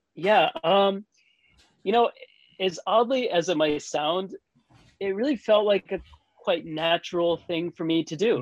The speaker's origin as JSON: {"language": "English", "country": "United States", "tie": "born or raised there", "also_born_or_lived": "Tokyo, Japan", "moved": "yes", "said": "where I grew up in the States"}